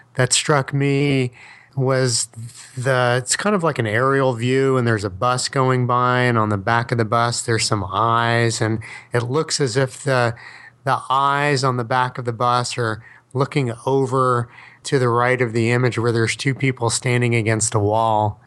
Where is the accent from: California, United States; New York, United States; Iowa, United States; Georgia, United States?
New York, United States; New York City; accent: Brooklyn; I can't stop my Brooklyn accent